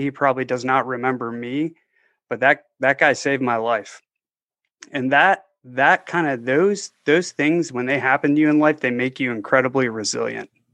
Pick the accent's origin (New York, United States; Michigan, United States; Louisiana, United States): Michigan, United States; just outside of Detroit; now in Tampa, United States; I grew up just outside of Detroit.